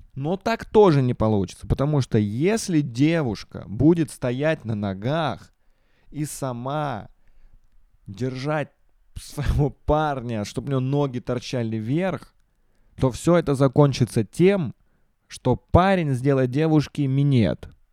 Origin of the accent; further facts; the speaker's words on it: Russia